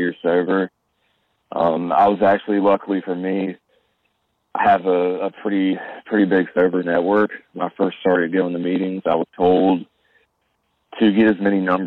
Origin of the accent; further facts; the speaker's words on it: Birmingham, Alabama, United States; I'm from Birmingham, Alabama